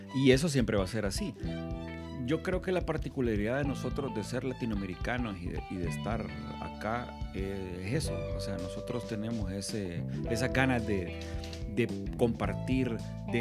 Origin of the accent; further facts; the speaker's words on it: Honduras; somos nicatrachos, mitad nicaragüenses y mitad catrachos